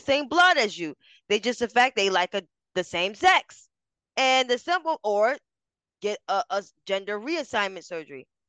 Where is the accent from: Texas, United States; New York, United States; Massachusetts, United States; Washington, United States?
New York, United States; New York City; I grew up in Harlem